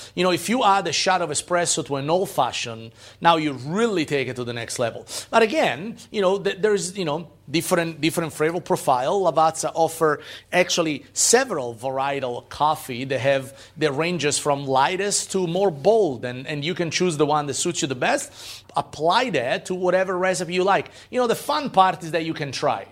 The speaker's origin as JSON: {"language": "English", "country": "Italy", "tie": "born or raised there", "moved": "yes", "said": "growing up in Italy"}